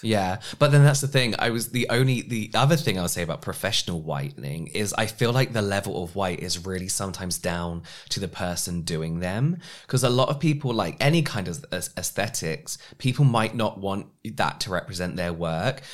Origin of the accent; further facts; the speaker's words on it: England, United Kingdom; as English we say everything different to how the Americans would pronounce